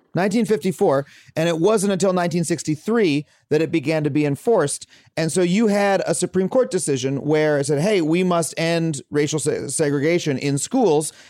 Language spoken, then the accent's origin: English; Wading River, New York, United States; I grew up in a town called Wading River